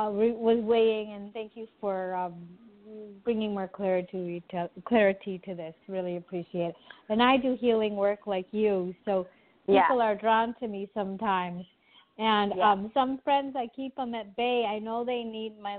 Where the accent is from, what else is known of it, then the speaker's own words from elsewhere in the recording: United States; I'm American, meaning I grew up in America, but we came when I was one